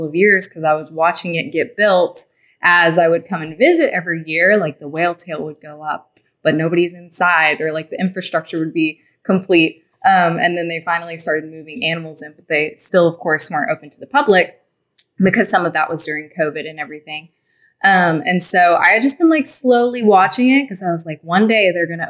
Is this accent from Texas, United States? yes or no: yes; Texas, United States; moved away; I'm actually from Texas.